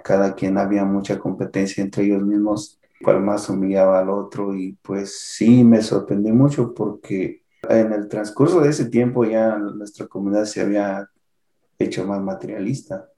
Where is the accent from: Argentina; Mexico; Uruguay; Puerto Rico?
Mexico; Santa Cruz Tanaco, Michoacán; moved away as an adult; also born or lived in Uruapan, Michoacán / Santa Ana, California; now in California, United States; Soy nacido en Santa Cruz, Tanaco, municipio de Cherá, Michoacán, y radico acá en el estado de California